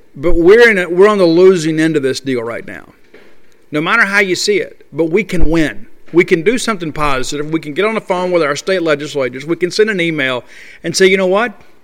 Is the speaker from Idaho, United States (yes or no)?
no; Columbia, Mississippi, United States; from Columbia, Mississippi, my hometown